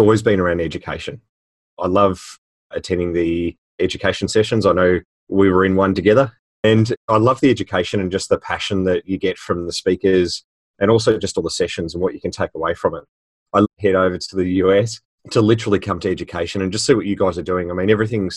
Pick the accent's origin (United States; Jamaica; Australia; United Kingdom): Australia; Melbourne, Victoria; all the way from Australia, you can tell by my accent. So from Melbourne in Victoria and Australia.